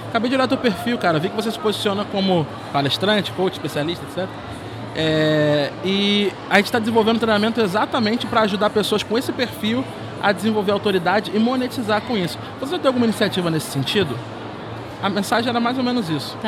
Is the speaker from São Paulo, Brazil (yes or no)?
no; Rio de Janeiro, Brazil; Eu sou nascido e criado numa favela lá no Rio de Janeiro